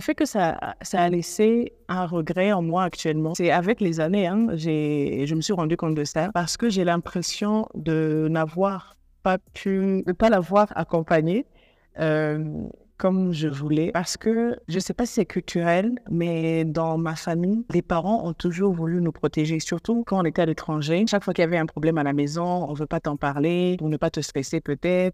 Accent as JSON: {"language": "French", "country": "Burundi", "moved": "yes", "lives_now": "Nairobi, Kenya", "said": "Je suis burundaise. Euh, je vis actuellement à Nairobi, au Kenya."}